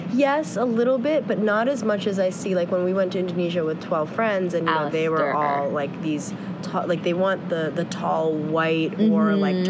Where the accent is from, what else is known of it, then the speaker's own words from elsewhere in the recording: New York, United States; But we're also from New York.